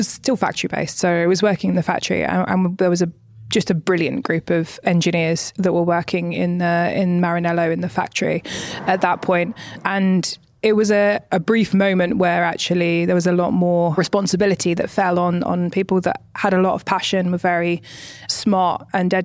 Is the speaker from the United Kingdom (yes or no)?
yes; United Kingdom; moved away; being a British woman